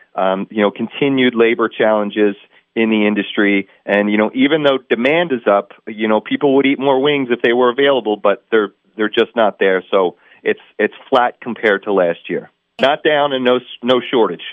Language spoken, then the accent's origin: English; Northeast, United States; I'm from the Northeast